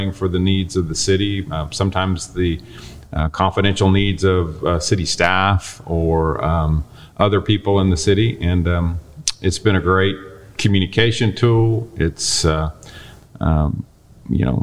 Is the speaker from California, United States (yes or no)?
no; Norman, Oklahoma, United States; also born or lived in Fort Worth, Texas; I grew up in Norman, Oklahoma